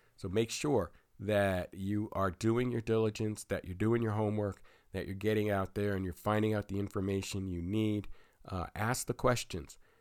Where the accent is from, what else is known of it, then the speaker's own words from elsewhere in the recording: Pennsylvania, United States; here in my home state of Pennsylvania